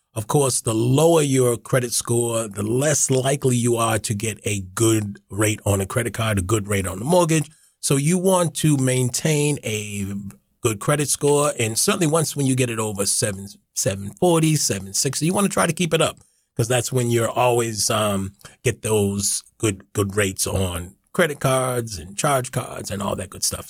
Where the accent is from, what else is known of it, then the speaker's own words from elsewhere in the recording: Boston, Massachusetts, United States; I'm born and raised in Boston